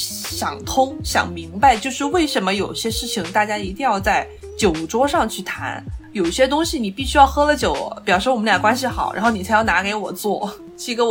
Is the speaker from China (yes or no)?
yes; China; moved away as an adult; also born or lived in France; 全班就只有我一个来自中国的。